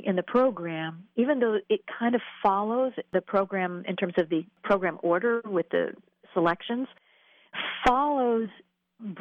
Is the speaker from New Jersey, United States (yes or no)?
no; Quakertown, Pennsylvania, United States; I'm from Quakertown originally